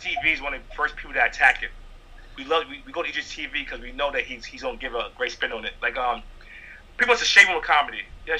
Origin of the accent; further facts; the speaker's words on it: Bronx, New York, United States; I'm a regular, again, I'm a guy from Bronx.